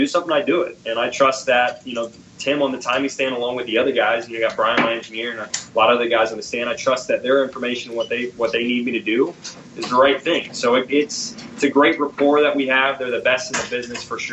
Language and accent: English; United States; being an American